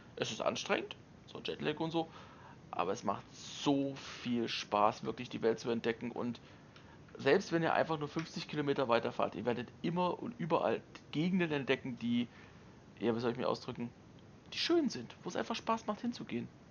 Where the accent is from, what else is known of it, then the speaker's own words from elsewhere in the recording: Germany; jetzt kommst du da als Deutscher hin